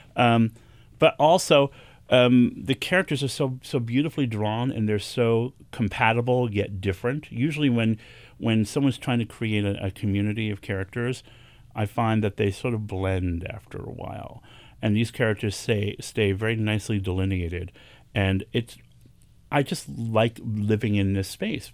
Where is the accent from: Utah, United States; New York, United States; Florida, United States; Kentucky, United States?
New York, United States; New York City; I was born and raised here in New York City in the Bronx